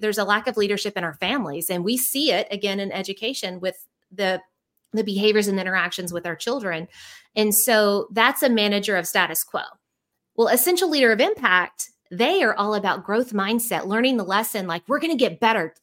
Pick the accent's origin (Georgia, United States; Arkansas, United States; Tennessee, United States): Arkansas, United States; Central; moved away as an adult; also born or lived in Houston, Texas; now in Arkansas, United States; I'm from Central Arkansas, but I have to give a shout out to Houston because for the last fifteen years, that's where I lived